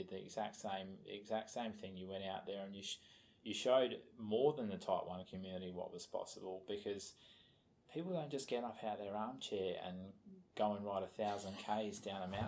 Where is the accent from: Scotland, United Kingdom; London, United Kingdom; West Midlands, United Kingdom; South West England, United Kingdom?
Scotland, United Kingdom; I'm a Scotsman